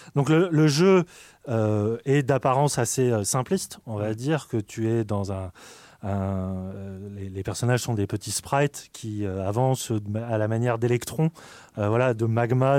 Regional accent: France; on est français

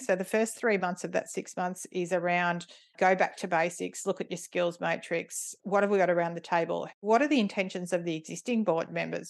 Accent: Ringwood, Victoria, Australia; moved away as an adult; also born or lived in East Melbourne / Cathedral Ranges, Victoria; mum and dad moved into their house in Ringwood, where I grew up.

